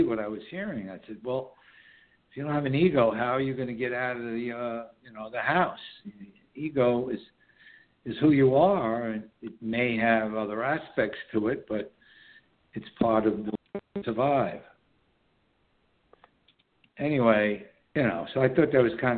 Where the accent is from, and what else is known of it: New York City, New York, United States; born or raised there; now in Southern Hudson Valley, New York, United States